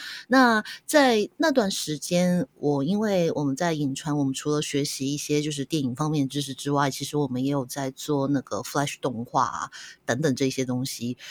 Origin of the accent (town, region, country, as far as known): Hong Kong